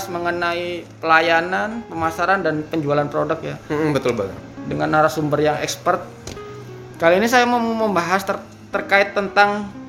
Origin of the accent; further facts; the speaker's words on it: Pasuruan, East Java, Indonesia; Asli Jawa Timur, lahir di Pasuruan 29 tahun yang lalu.